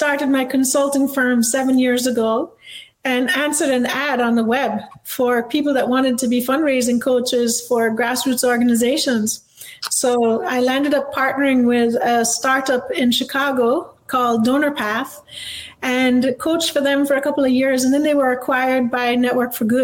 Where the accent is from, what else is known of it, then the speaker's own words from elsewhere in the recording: Jamaica; moved away as an adult; now in United States; I grew up in Jamaica